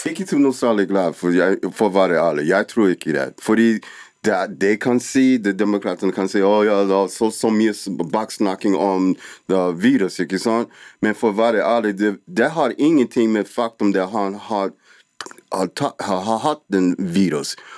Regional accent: United States; Norwegian is a second language

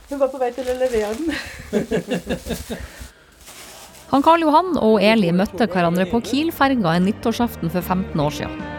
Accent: Bodø, Nordland, Norway; Jeg kommer fra Bodø.

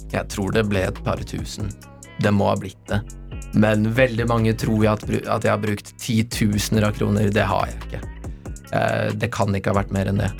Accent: Oslo, Norway; født og oppvokst på Løkka

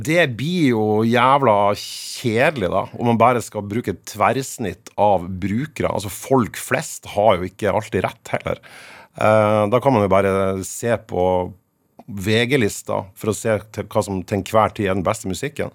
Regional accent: Fauske, Nordland, Norway; moved away as an adult; now in Tromsø, Norway; jeg er født og på Fauske. Jeg bodde der til jeg var ferdig med, med videregående.

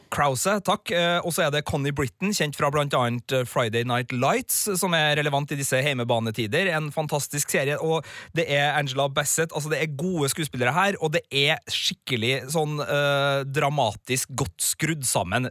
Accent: Trøndelag, Norway; så er jo både jeg og du, Birger, av trøndersk stamme, holdt jeg på å si. Vi, vi er jo trøndere

